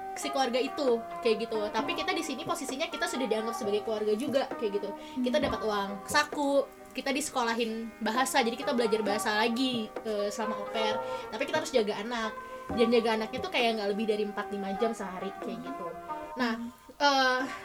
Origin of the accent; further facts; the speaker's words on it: Indonesia; moved away as an adult; now in Germany; kalau aku dari Indonesia